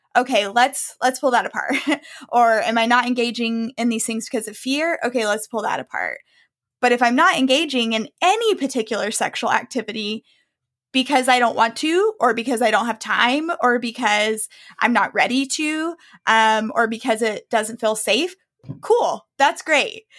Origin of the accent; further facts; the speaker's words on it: the South, United States; I grew up in the South.